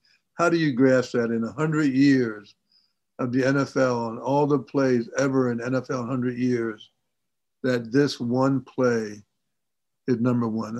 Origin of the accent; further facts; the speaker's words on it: New Jersey, United States; I'm from Jersey right outside of Philly.